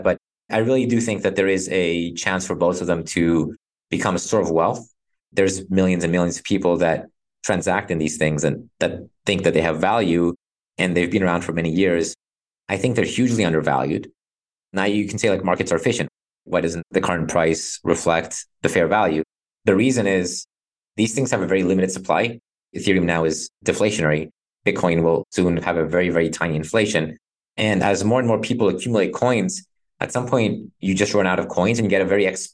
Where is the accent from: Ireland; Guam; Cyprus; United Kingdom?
Cyprus; I'm from Cyprus.